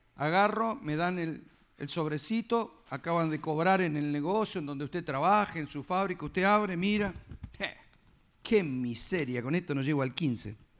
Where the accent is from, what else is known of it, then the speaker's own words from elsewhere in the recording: Argentina; yo como argentino